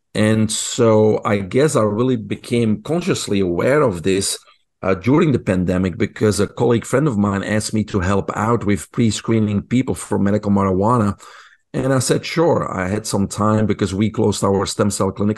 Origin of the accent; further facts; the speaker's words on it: Belgium; English is a second language; moved away; I grew up in Belgium. People probably can hear my accent.